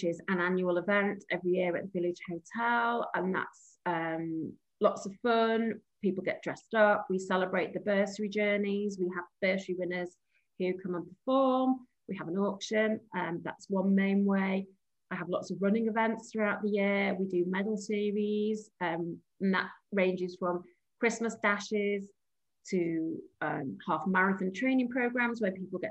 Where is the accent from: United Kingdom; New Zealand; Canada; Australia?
United Kingdom; Warrington, North West England; now in Warrington, United Kingdom; I'm from Warrington originally